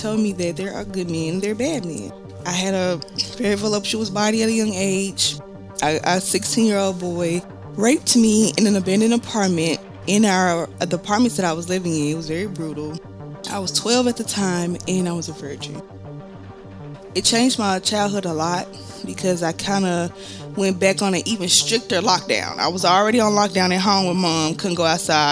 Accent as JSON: {"language": "English", "town": "Memphis", "region": "Tennessee", "country": "United States", "said": "I am from Memphis, Tennessee"}